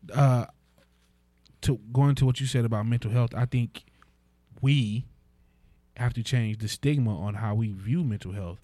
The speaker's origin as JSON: {"language": "English", "country": "United States", "said": "as an American"}